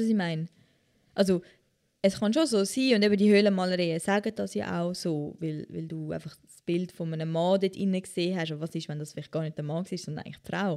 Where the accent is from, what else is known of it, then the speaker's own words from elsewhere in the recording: Switzerland; als Schweizerin